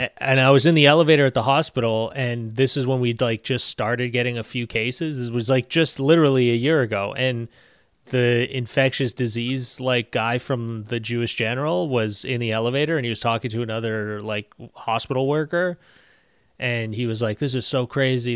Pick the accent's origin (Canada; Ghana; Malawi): Canada; I'm Canadian